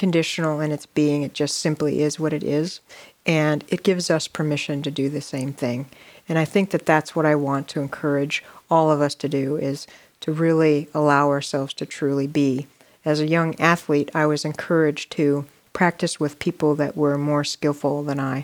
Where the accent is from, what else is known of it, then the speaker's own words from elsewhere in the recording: Ohio, United States; I grew up in Ohio